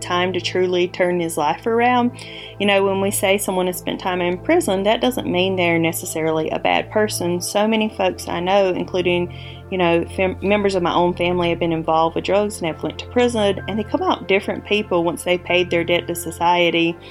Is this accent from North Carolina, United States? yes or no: yes; North Carolina, United States